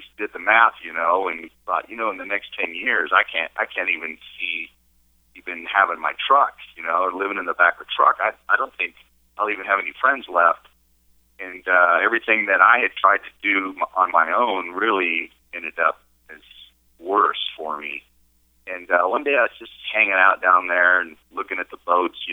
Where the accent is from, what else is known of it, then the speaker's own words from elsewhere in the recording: Barstow, California, United States; also born or lived in San Diego, California; I was born right here in Barstow, California, and raised, and about when I was 22 or 23, I moved down to San Diego and spent 20 years down there.